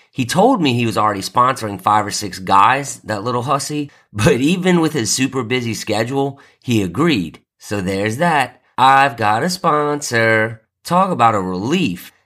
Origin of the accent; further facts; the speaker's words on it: New Orleans, Louisiana, United States; moved away; I'm from New Orleans, so I'm a huge Saints fan